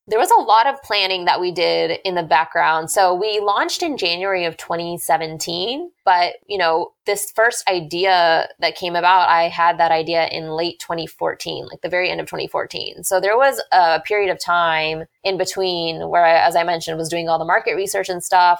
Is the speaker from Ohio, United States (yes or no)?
no; Houston, Texas, United States; moved away as an adult; growing up in Houston